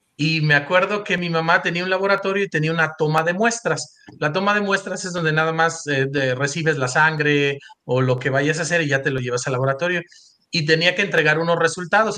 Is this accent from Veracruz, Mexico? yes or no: yes; Coatzacoalcos, Veracruz, Mexico; moved away as an adult; also born or lived in Mexico City / Provo, Utah; nací en, en, este, en Coatzacoalcos, Veracruz. Yo siempre le digo mi Beach, mi York, y ese es un lugar en donde crecí